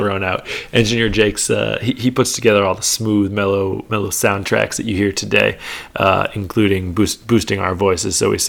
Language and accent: English; New York, United States; I'm from New York, so I can spot this stuff.